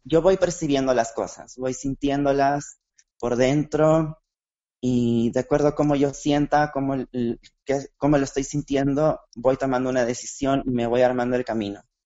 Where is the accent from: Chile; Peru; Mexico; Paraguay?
Peru; Lima; por primera vez del Perú. Yo nunca había estado fuera